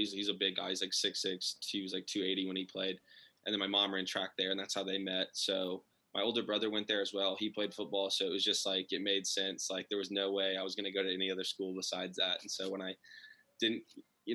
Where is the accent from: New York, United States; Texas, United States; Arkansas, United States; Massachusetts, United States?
Texas, United States; Austin; also born or lived in Lago Vista, Texas; I'm actually originally from Austin, Texas, which is where I live now. I grew up here, pretty close to the city